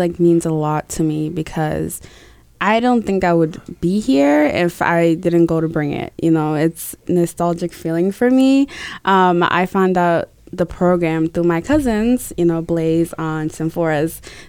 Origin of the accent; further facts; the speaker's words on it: Tanzania; now in New Hampshire, United States; I came from Tanzania as a refugee in 2008. So we have come a long way.